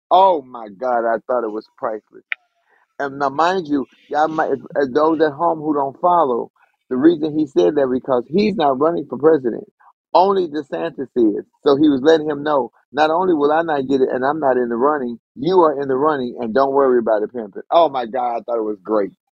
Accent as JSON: {"language": "English", "country": "United States"}